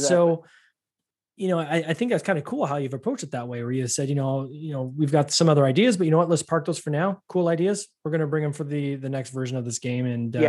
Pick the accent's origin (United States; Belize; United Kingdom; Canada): Canada; I'm Canadian. But, of course, I know Cool Runnings.